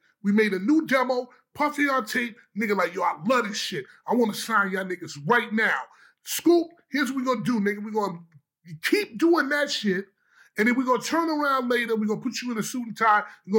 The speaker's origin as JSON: {"language": "English", "town": "Schaumburg", "region": "Illinois", "country": "United States", "said": "because I'm from Schaumburg, the home of the Central Park Five."}